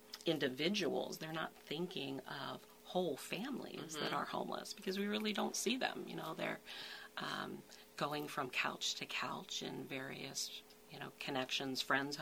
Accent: Parkville, Maryland, United States; also born or lived in West Virginia; now in Forest Hill, United States; I grew up in the Parkville area of Baltimore County, went to Baltimore Lutheran High School, and graduated from West Virginia University.

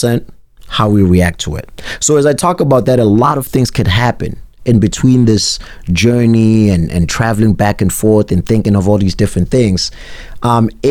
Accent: South Africa; now in United States; I grew up in South Africa where if there was cheese, it would have to be split up sometimes

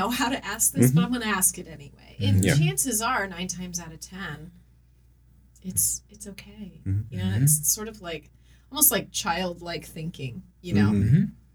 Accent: Gahanna, Ohio, United States; growing up in Gahanna

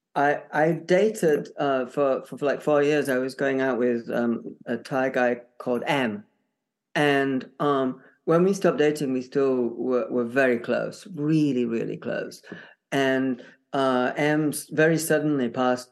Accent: Barnsley, Yorkshire and the Humber, United Kingdom; moved away; I'm from Barnsley

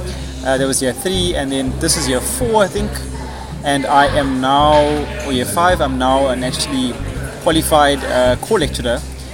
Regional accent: KwaZulu-Natal, South Africa; I'm from KwaZulu-Natal. I am currently a PhD student at the university there

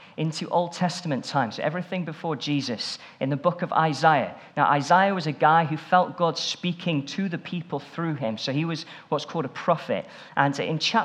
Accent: England, United Kingdom; I'm English

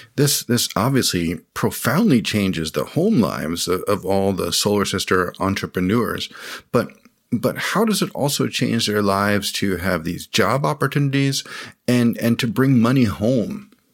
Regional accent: United States; I was raised in the United States

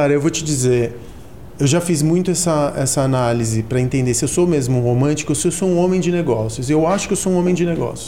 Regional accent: São Paulo, Brazil; Eu era um moleque que cresci na Augusta

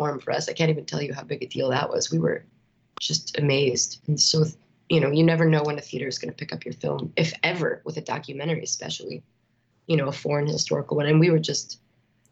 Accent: outside Chicago, Illinois, United States; growing up outside Chicago.

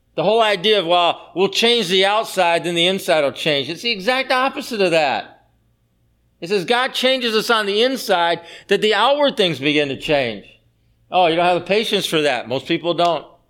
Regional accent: the South, United States; I grew up in the South, and so I have a hard time calling people by their first name

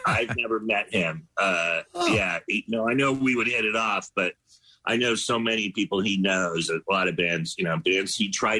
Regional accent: the Bay Area, California, United States; I'm from the Bay

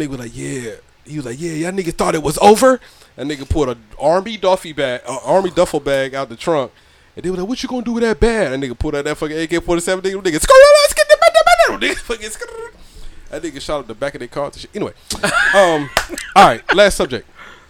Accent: Georgia, United States; I know. I'm from Georgia.

